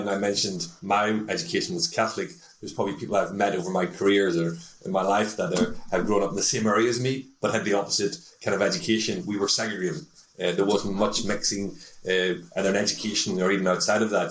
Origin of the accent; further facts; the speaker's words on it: Northern Ireland, United Kingdom; also born or lived in Newcastle upon Tyne, England; now in Denmark; I'm an Irishman, come from the north of Ireland.